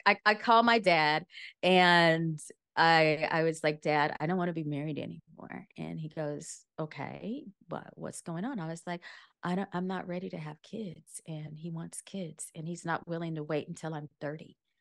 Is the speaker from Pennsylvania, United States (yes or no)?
no; rural Louisiana, United States; moved away as an adult; also born or lived in New Orleans / Washington, D.C. / New York; I grew up in Lu, rural Louisiana, and I did undergrad it in a university that was in the same town that I grew up